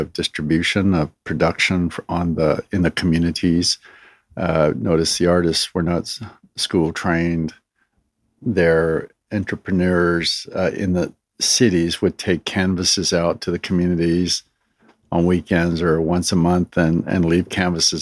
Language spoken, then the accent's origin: English; Red Pheasant First Nation, Saskatchewan, Canada; also born or lived in Alberta; I am Plains Cree from Red Pheasant First Nations. That's where I was born and raised